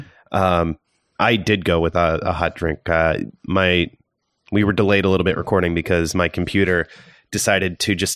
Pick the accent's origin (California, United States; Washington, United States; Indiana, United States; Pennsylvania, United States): Indiana, United States; Southern; My very first job ever in my hometown in Southern Indiana was at the Knob Hill Tavern, bussing tables